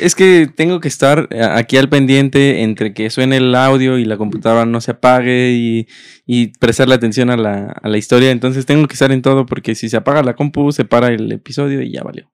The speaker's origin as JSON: {"language": "Spanish", "region": "Mexico City", "country": "Mexico", "tie": "born or raised there", "also_born_or_lived": "Texcoco, State of Mexico", "said": "Yo nací en Texcoco porque mi abuelita vivía en Texcoco y mis papás vivían en, la Ciudad de México, en ese entonces Distrito Federal"}